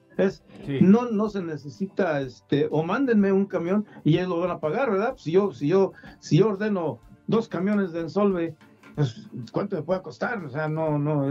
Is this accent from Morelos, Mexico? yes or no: no; Iramuco, Guanajuato, Mexico; mi pueblo